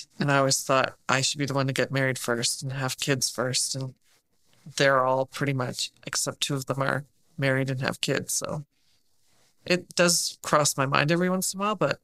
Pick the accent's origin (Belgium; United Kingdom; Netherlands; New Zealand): United Kingdom; England; moved away; all my family's from England. I'm from England.